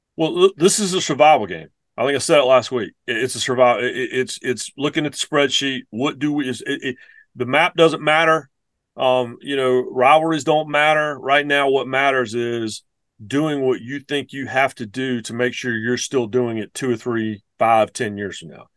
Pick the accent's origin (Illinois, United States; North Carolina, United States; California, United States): North Carolina, United States; Tobacco Road; I grew up on Tobacco Road. Um, that's really where I, where I was raised.